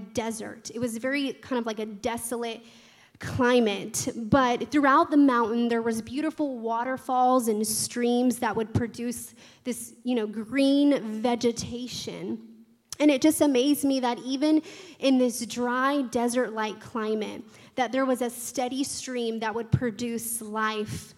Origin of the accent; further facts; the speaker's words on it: Tallahassee, Florida, United States; I was also born and raised in Tallahassee, and this is my home church